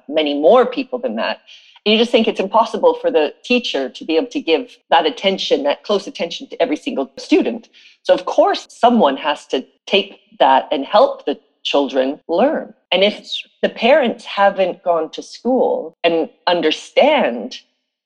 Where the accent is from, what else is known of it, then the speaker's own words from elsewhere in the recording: South Africa; I was born in South Africa.